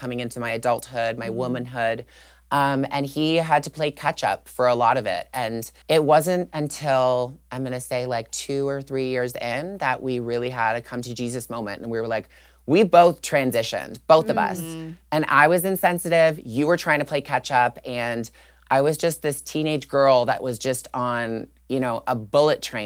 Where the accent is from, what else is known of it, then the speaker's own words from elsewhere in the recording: Toronto, Ontario, Canada; I grew up in Toronto, Canada